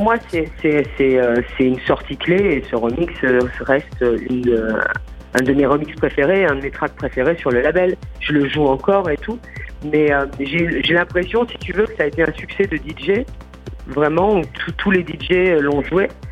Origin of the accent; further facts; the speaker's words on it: France; en tant que Française